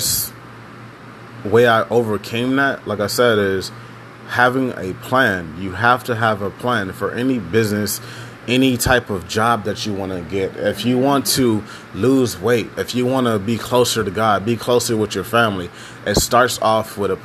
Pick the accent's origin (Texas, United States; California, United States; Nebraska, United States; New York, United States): Texas, United States; Houston; I'm from Texas, Houston, Texas. And out in Texas, growing up black is really complicated.